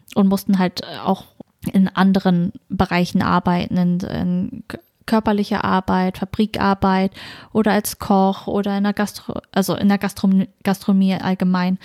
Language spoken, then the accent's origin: German; small town in Schleswig-Holstein, Germany; Also ich bin ja im Norden aufgewachsen, das ist eine sehr kleine Stadt